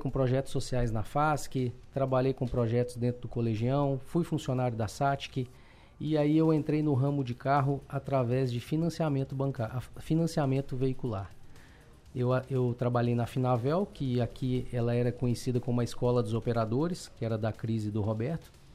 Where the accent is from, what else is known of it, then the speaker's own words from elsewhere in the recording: Belo Horizonte, Minas Gerais, Brazil; accent: mineiro; moved away as an adult; now in Criciúma, Brazil; eu morava, nasci e fui criado em Belo Horizonte.